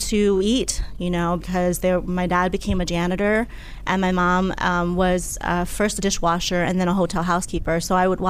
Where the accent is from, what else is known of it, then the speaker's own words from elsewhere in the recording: Upper Marlboro, Maryland, United States; also born or lived in Laos; I grew up in Upper Marlboro, Maryland, coming from Laos, war-torn Laos, when I was a child